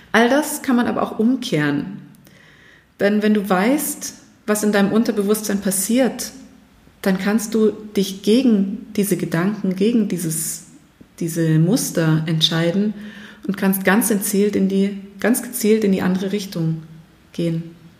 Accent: Germany; bei uns in Deutschland

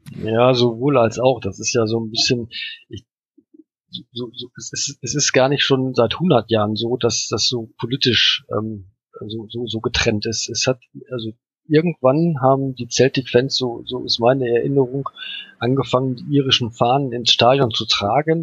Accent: Germany; ich komme aus Deutschland

